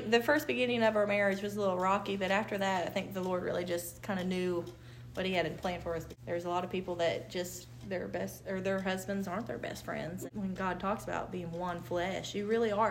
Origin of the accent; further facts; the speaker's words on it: Indiana, United States; moved away as an adult; also born or lived in Lewis County, Kentucky; I'm from Indiana, so my, I would have to move back to around my parents